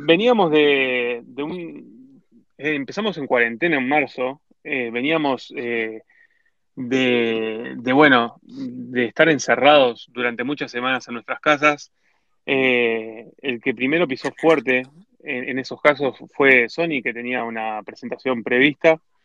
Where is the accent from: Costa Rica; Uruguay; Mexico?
Uruguay; somos uruguayos